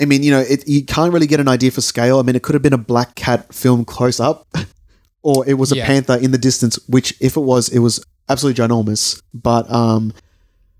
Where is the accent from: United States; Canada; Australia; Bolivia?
Australia; Sydney, New South Wales; we're from Sydney